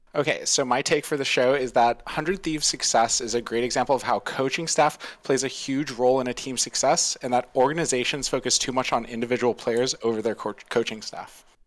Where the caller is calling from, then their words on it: Tampa, Florida, United States; I'm calling from around Tampa, Florida.